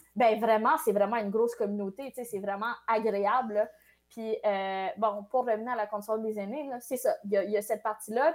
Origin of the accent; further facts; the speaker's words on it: Quebec, Canada; French is a second language; je suis née au Québec, mais je, me suis jamais vraiment sentie québécoise euh, avant le secondaire